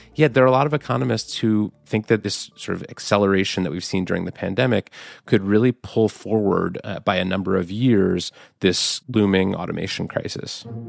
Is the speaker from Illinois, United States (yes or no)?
no; Birmingham, Alabama, United States; I grew up in Birmingham